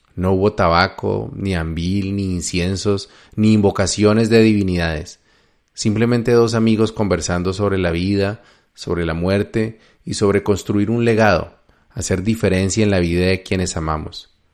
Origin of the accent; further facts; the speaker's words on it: Colombia; moved away as an adult; also born or lived in United States; me presenté como un colombiano admirador del libro de Urantia